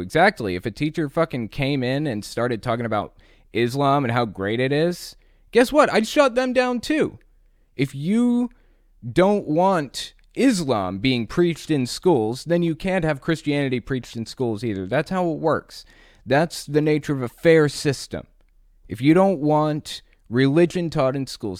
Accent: West Virginia, United States; also born or lived in Connecticut / Atlanta, Georgia / North Carolina / Tampa, Florida; Then we moved to West Virginia. And I've lived in this town basically since I was eight years old

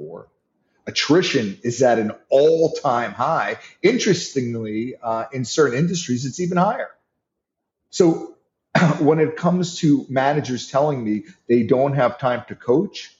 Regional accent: New York, United States; I'm from New York.

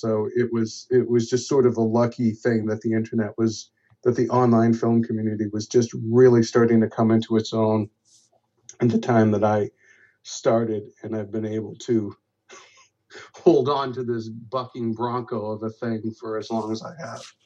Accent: Boston, Massachusetts, United States; also born or lived in Los Angeles; I'm from Boston, and I stayed home to you know be with my family

